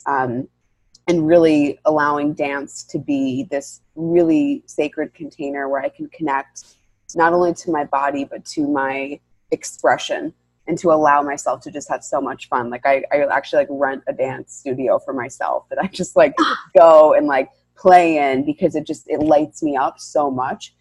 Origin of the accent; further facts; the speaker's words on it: New York, United States; I'm born and raised in New York